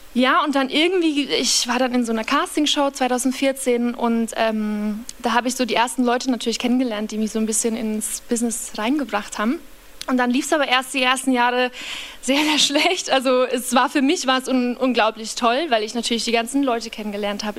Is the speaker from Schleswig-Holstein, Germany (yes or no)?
no; Upper Palatinate, Bavaria, Germany; now in Berlin, Germany; Aus einem sehr, sehr, sehr, sehr, sehr, sehr, sehr, sehr kleinen Dorf, ähm, in der Oberpfalz kam, heißt es. Ähm, und das Dorf, wo ich aufgewachsen bin, heißt Kamünza.